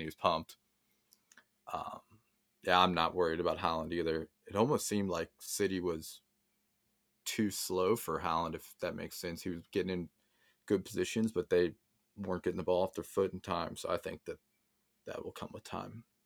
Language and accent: English; United States; being American